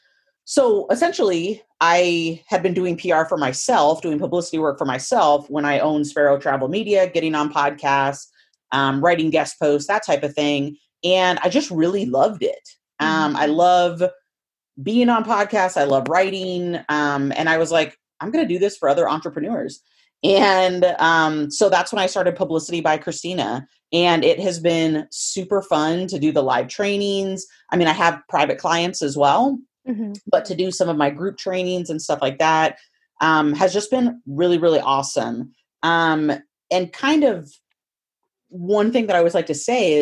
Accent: Willamette Valley, Oregon, United States; moved away as an adult; now in Idaho, United States; I grew up in the Willamette Valley

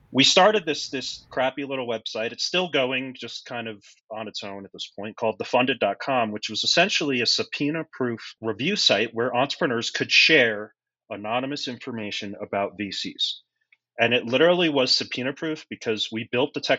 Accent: United States; also born or lived in Pennsylvania; I grew up just outside of New York City.

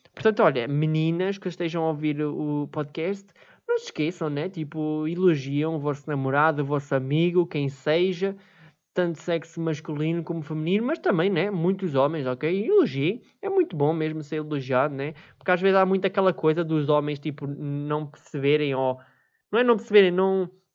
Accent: Viseu, Centro, Portugal; eu sou de Viseu

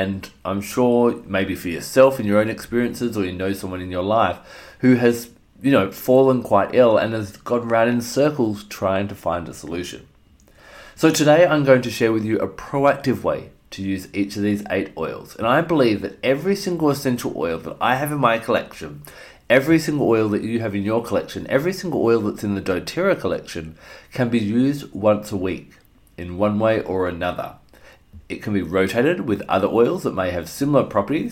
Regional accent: Australia; my home country of Australia

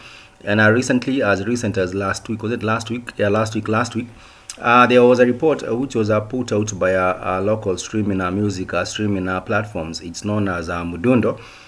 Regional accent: Kenya

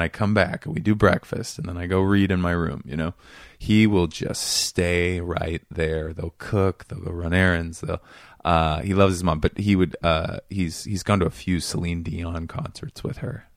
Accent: Seattle, Washington, United States; moved away; I grew up in this neighborhood called Queen Anne

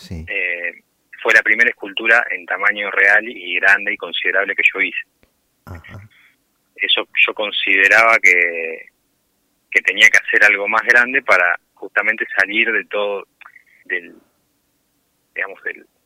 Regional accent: Pergamino, Buenos Aires Province, Argentina; de Pergamino, sí.

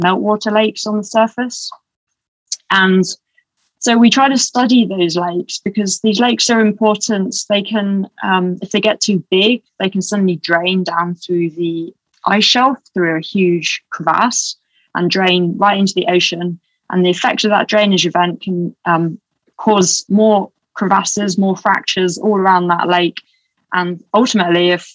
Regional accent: England, United Kingdom; accent: English; now in Boulder, United States; my English accent

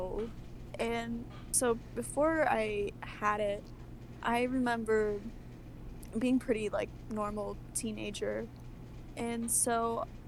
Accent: United States; I'm from the United States

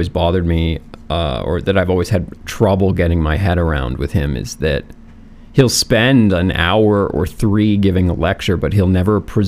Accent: Canada; I am Canadian, so, you know, I love my Canadian roots

